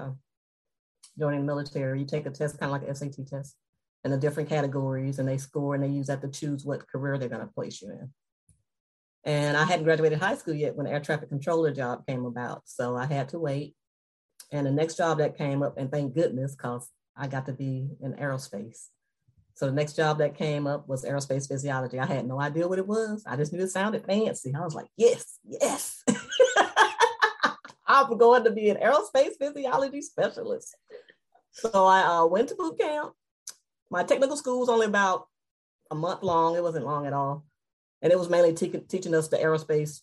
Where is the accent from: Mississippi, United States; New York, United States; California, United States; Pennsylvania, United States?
Mississippi, United States; Moss Point; moved away as an adult; I'm from a small town, as you mentioned, Moss Point. My people, love my hometown. And I grew up there